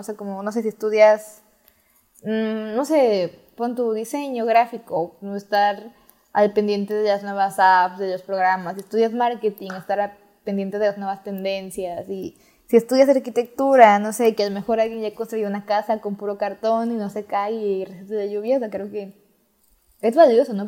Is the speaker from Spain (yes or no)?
no; Mexico; estoy en México, soy mexicana